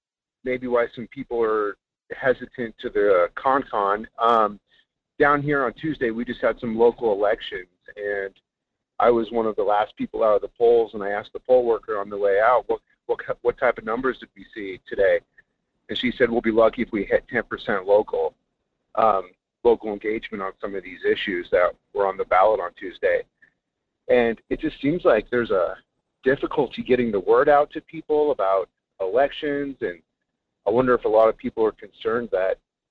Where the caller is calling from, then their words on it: Kenai, Alaska, United States; Hey, this is … from Kenai.